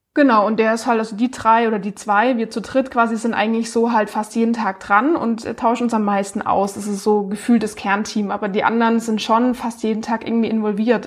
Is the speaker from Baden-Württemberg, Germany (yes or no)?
yes; Baden-Baden, Baden-Württemberg, Germany; now in Freiburg, Germany; ich komme aus Baden-Baden, wohne aber jetzt in Freiburg